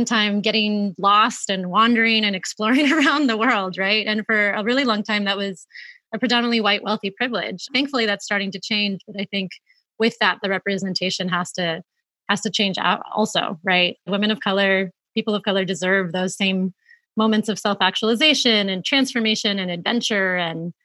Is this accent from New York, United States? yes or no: no; Florida, United States; moved away; I grew up in Florida